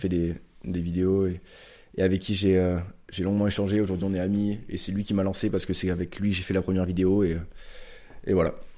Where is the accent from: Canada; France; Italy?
France; Pau, Nouvelle-Aquitaine; je suis palois, donc je viens de Pau, dans le sud-ouest de la France. Donc j'ai grandi ici